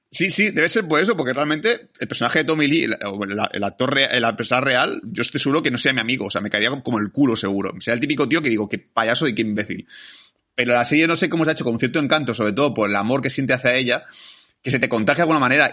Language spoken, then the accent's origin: Spanish; Spain; somos nosotros los españoles